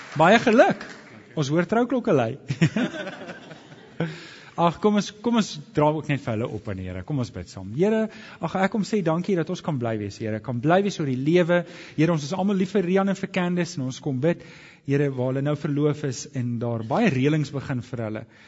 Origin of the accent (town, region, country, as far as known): South Africa